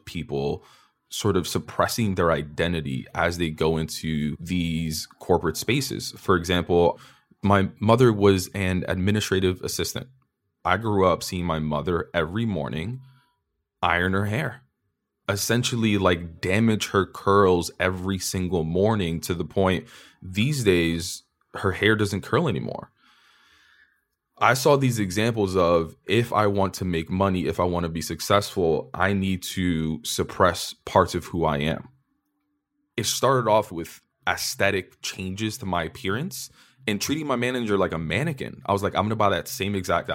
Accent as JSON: {"language": "English", "region": "New York", "country": "United States", "tie": "born or raised there", "said": "As a kid growing up in New York"}